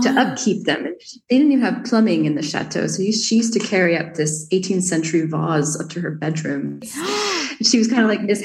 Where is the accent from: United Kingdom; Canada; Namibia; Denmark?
Canada; Quebec; moved away as an adult; also born or lived in Montreal; now in Provence, France; I'm English from French Canada